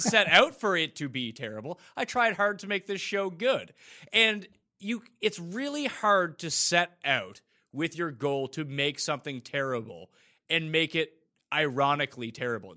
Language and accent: English; Canada; as a Canadian